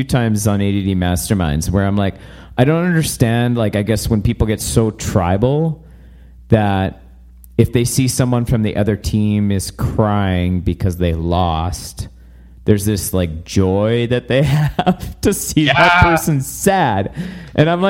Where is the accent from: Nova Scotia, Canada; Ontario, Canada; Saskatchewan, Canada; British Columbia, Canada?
British Columbia, Canada; Vancouver; now in Airdrie, Canada; I grew up in British Columbia and Vancouver.